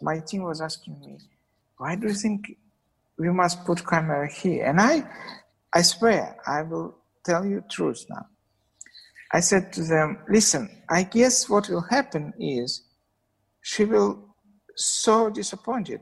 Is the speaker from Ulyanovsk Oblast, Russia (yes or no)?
no; Saint Petersburg, Russia; English is a second language; I was born in St. Petersburg, but I spent some times in childhood in a small tiny place between Moscow and St. Petersburg.